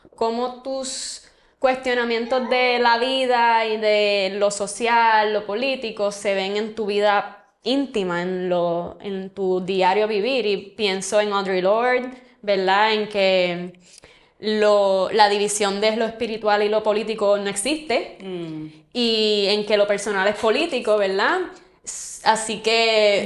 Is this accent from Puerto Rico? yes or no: yes; Puerto Rico; como puertorriqueñas